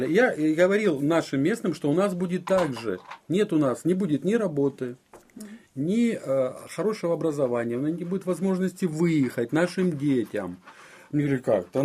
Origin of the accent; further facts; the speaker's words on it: Donbas, Ukraine; Это я понимал, да, как украинец